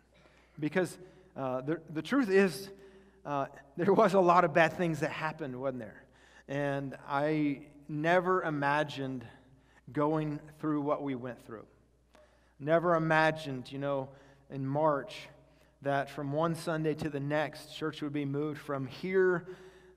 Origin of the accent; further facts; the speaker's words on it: Kansas, United States; I grew up mostly in Kansas